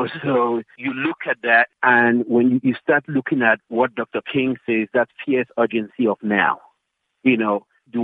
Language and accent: English; Cameroon; moved away as an adult; also born or lived in Maryland, United States; now in South Africa; I was born in Cameroon. I grew up there in a little town, in basically a little village.